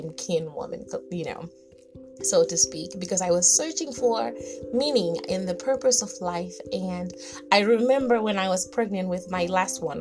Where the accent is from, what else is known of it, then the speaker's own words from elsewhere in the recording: Zimbabwe; I grew up in Southern Africa in a very small teapot looking like country called Zimbabwe.